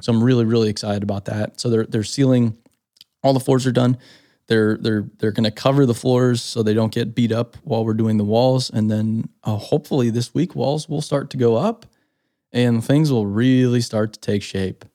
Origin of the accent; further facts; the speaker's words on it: Phoenix, Arizona, United States; moved away; also born or lived in Scottsdale; Growing up in Phoenix, Scottsdale